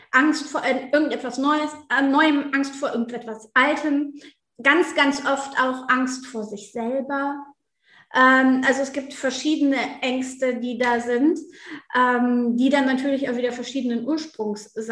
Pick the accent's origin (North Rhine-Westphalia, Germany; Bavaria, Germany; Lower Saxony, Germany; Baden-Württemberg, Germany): North Rhine-Westphalia, Germany; Ich komme auf jeden Fall aus der Nähe von Düsseldorf